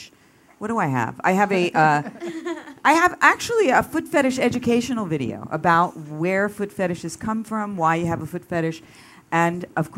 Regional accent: Philadelphia, Pennsylvania, United States; moved away; Philly, that's my hometown. I am a Philly girl.

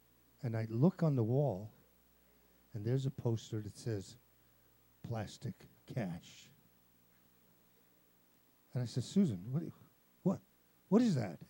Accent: Italy; I'm Italian

